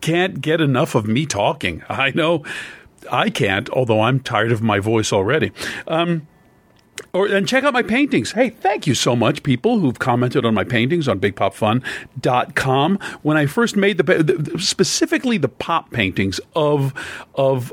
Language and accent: English; Pennsylvania, United States; I'm from Pennsylvania